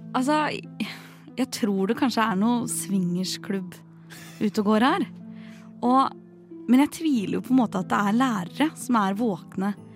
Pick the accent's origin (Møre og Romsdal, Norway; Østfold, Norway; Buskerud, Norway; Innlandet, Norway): Buskerud, Norway; Drammen; now in Oslo, Norway; Jeg er jo fra Drammen